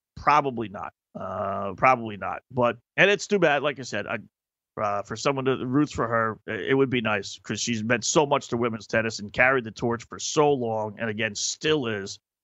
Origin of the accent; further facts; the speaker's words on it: New York City, New York, United States; as a New Yorker